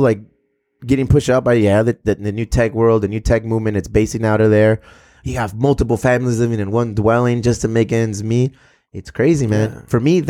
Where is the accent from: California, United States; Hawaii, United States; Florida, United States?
California, United States; Chula Vista; my kids know that we're from Chula Vista.